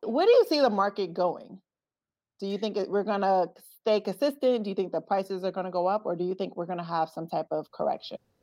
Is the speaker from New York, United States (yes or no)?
yes; Brooklyn, New York, United States; moved away; also born or lived in Newark, New Jersey; I'm originally from Brooklyn, New York